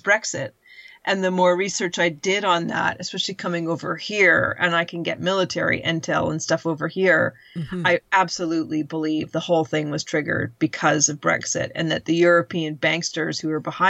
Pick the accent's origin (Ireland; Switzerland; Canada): Canada; moved away as an adult; now in United Kingdom; we've grown up a very, very entitled culture. And that's all Canadians know